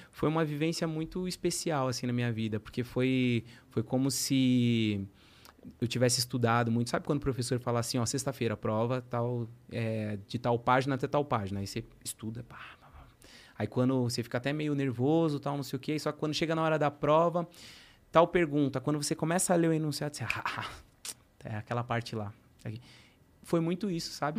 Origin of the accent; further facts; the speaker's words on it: São Paulo, Brazil; eu sou de Guianazes